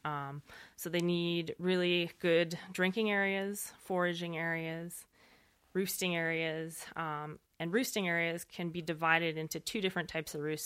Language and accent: English; Montana, United States; I grew up in Montana.